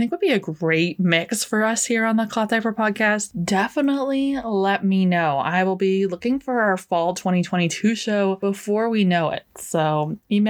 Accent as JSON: {"language": "English", "country": "Canada", "said": "as a Canadian"}